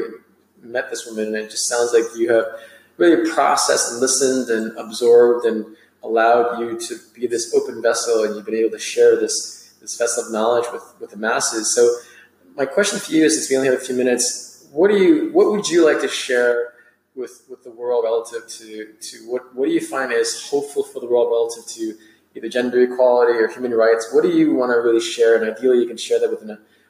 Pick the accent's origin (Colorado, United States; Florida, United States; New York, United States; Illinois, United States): New York, United States; New York City; I am from New York City